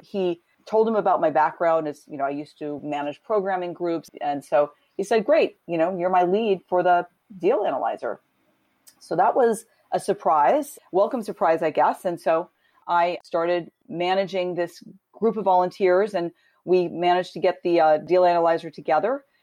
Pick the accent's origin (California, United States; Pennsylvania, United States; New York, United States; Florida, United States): California, United States; Southern; I grew up in Southern California